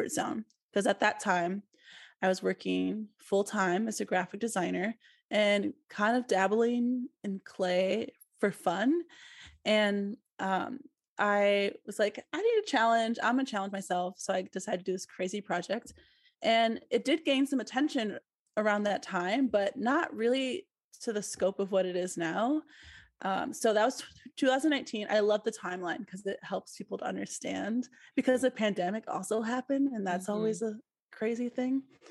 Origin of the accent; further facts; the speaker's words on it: Milwaukee, Wisconsin, United States; moved away as an adult; also born or lived in Columbus, Ohio; I moved back to Milwaukee, which is my hometown, last July, so 2021